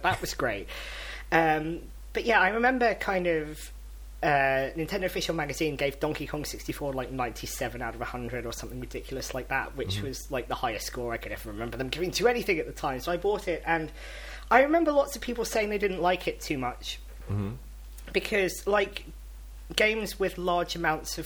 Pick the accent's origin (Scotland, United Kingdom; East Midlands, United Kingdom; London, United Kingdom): London, United Kingdom; I'm from London